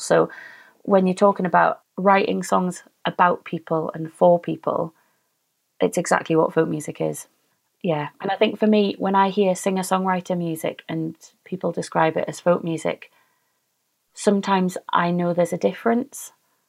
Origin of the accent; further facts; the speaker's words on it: United Kingdom; because we're British and we don't like to celebrate ourselves.